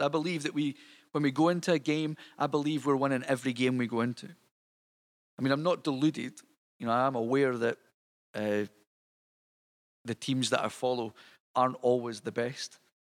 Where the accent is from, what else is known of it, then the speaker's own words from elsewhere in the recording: Scotland, United Kingdom; you'll tell from my accent that I'm not from Detroit. Um, I am actually Scottish. Um, so here I am over in Scotland